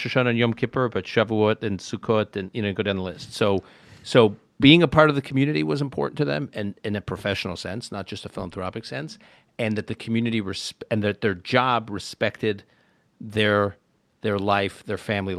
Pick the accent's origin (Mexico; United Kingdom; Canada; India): Canada; also born or lived in Utica, New York, United States; now in United States; We moved to Canada when I was young. I was born in Utica, New York. Then we moved to Canada for my dad's work